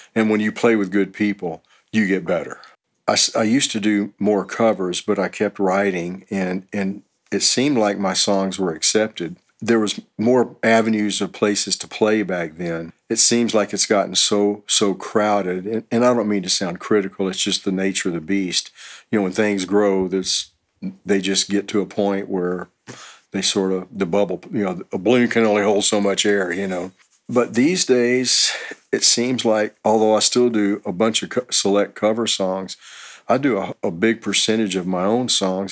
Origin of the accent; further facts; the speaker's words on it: Houston, Texas, United States; moved away as an adult; also born or lived in Los Angeles; now in Austin, United States; I'm originally from Houston, and uh, in '88 I moved to Los Angeles for about three years